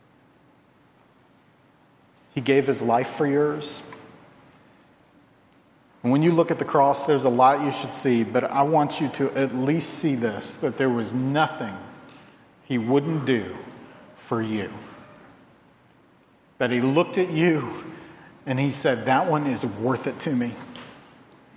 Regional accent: Virginia, United States; moved away; where I grew up in Virginia

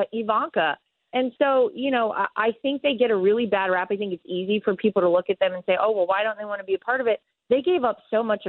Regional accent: Wilmington, North Carolina, United States; I'm from Wilmington, North Carolina. Okay. Wrightsville Beach specifically, but people know Wilmington better.

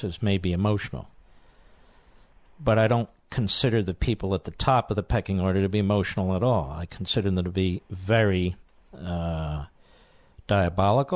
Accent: Philadelphia, Pennsylvania, United States; Philadelphia, Pennsylvania, the great WPHT

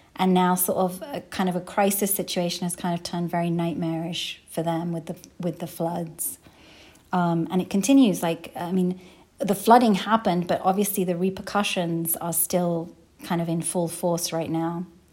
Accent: London, United Kingdom; now in Minnesota, United States; I grew up in London, but we went pretty much every year to Pakistan

